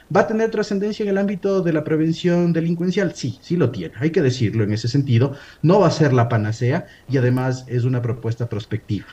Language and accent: Spanish; Ecuador